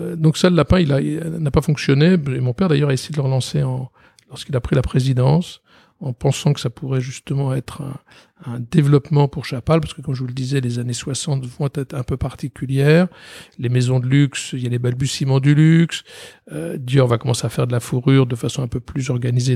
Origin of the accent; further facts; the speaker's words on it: Paris, Île-de-France, France; je vais passer toute ma scolarité et mon enfance à Paris.